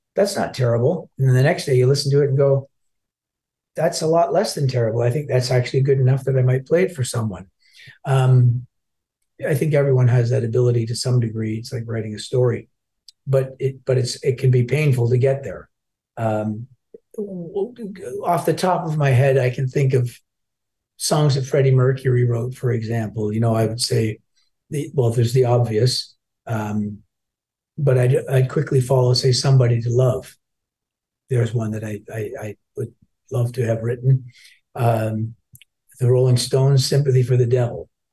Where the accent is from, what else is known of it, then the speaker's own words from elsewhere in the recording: Toronto, Ontario, Canada; also born or lived in Glasgow, Scotland; I grew up in Toronto